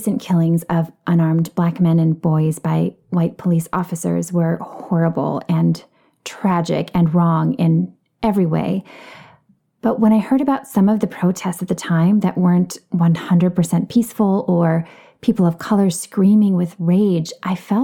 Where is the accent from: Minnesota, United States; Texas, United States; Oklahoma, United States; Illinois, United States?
Minnesota, United States; Minneapolis; now in Los Angeles, United States; I grew up in the Minneapolis area, and I still consider it home.